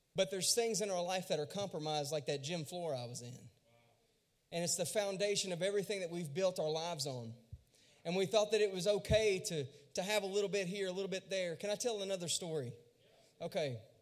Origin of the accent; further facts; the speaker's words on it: Louisiana, United States; I was born and raised in Louisiana, and I went to a really small school.